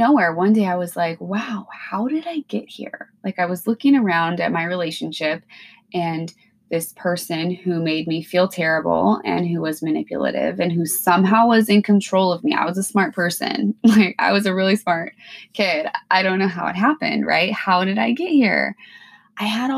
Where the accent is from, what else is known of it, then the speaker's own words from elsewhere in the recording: Washington, United States; moved away as an adult; now in Alaska, United States; I'm originally from Washington State. I grew up in a small town